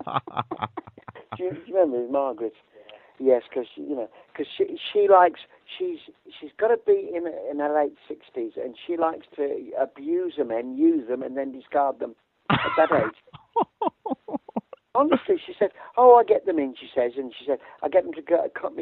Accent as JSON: {"language": "English", "country": "United Kingdom", "said": "We're British."}